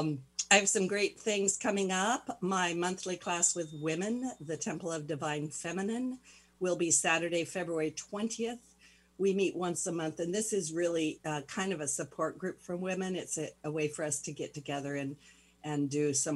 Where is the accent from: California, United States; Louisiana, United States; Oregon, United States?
Oregon, United States; Pendleton; now in Seattle, United States; I'm from Pendleton, Oregon